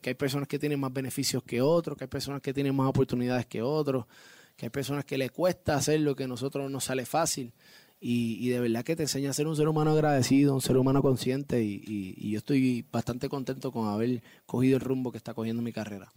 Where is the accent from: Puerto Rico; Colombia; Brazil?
Puerto Rico; Yo obviamente salgo de Puerto Rico, vivo, nací y criado en Puerto Rico, orgulloso de ser puertorriqueño